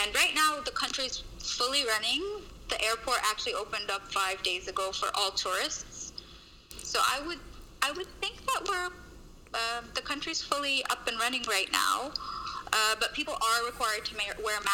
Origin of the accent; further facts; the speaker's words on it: Canada; moved away as an adult; also born or lived in Lebanon / San Francisco; I'm actually Lebanese by origin, but I grew up in Canada.